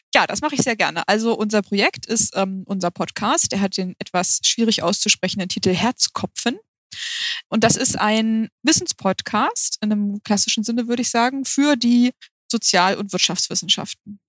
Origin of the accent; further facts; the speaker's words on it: Hamburg, Germany; wir kommen beide aus Hamburg